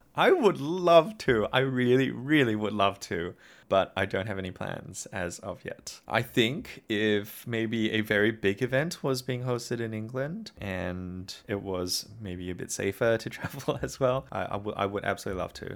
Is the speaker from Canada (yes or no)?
no; Singapore; now in Australia; growing up in Singapore and now living in Australia.